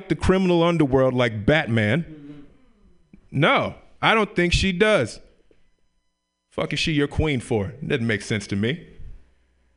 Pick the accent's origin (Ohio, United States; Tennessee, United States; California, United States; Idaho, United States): Tennessee, United States; Memphis; moved away; I grew up in Memphis, Tennessee, the Bible Belt